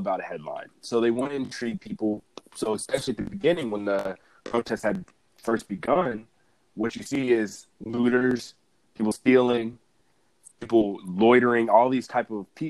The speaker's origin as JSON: {"language": "English", "country": "United States", "tie": "born or raised there", "said": "As a black man growing up in the United States"}